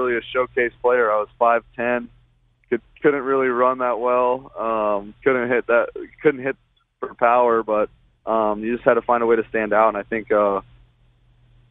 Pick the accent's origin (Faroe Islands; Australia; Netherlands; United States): United States; Albuquerque, New Mexico; moved away as an adult; also born or lived in Houston, Texas; we're proud to say that we're from New Mexico. We're proud to say we're from Albuquerque